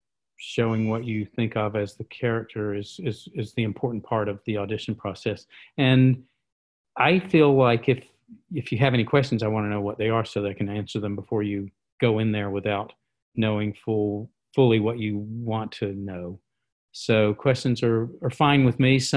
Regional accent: the American South, United States; I'm a Southerner and that's kind of a form of politeness, you know, from how I was raised

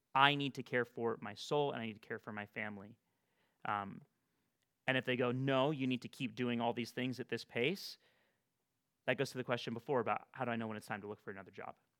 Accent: Bakersfield, California, United States; also born or lived in Fresno area, California; my hometown of Bakersfield

